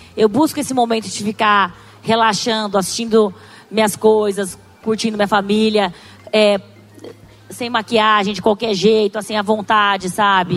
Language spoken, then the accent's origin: Portuguese; Brazil; accent: caipira; a gente é caipira do interior, com sotaque, oriental